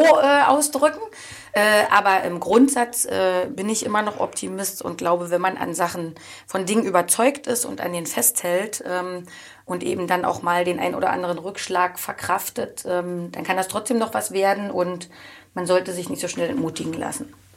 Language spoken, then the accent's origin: German; Oranienburg, Brandenburg, Germany; Das ist bei mir der Bereich ähm, Erzberger Straße, da bin ich groß geworden